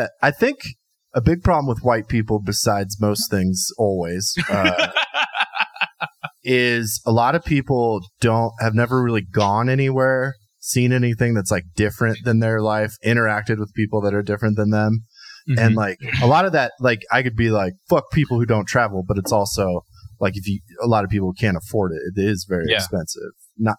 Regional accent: Columbus, Nebraska, United States; I'm from Columbus, Nebraska, home of the fighting discoverers.

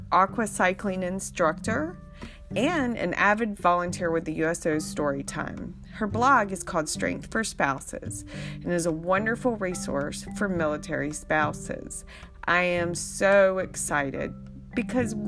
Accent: Beaufort County, Eastern North Carolina, United States; accent: North Carolina; now in Fayetteville, United States; I am an Eastern North Carolina native raised on the beautiful shores of the Pamlico River in Beaufort County.

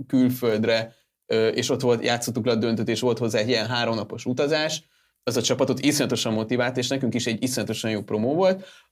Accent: Hungary; magyarok vagyunk

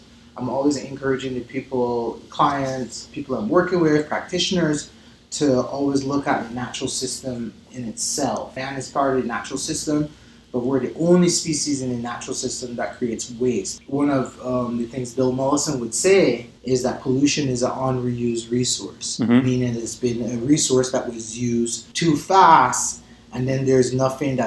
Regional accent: Barbados; moved away as an adult; also born or lived in Colorado / Taos; now in Santa Fe, United States; I'm originally from Barbados, and then when I moved to the States like 20 years ago

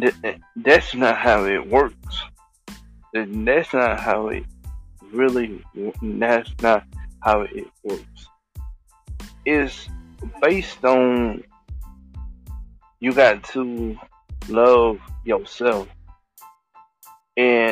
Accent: Thailand; I'm from Thailand.

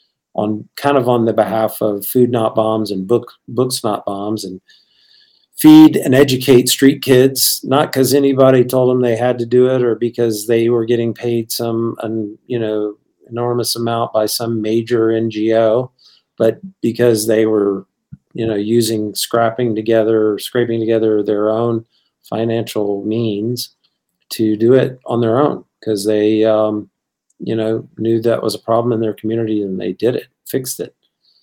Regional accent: Bangkok, Thailand; now in Richmond, United States; growing up in the International School of Bangkok. So my comfort zone always has been kind of international, and one of the things that I love now, I've lived now in Richmond, Virginia, for longer than I lived in Thailand and anywhere else, really.

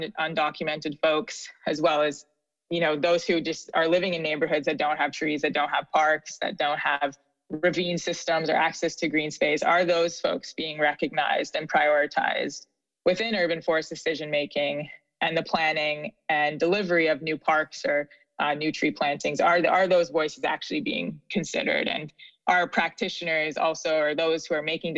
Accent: Canada; now in Philadelphia, United States; as a Canadian

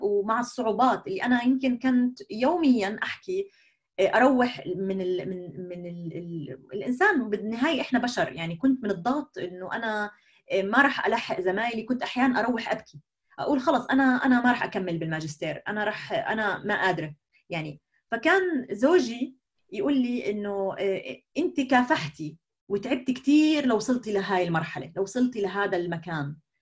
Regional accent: Jordan; moved away as an adult; now in Germany; نشات في الاردن

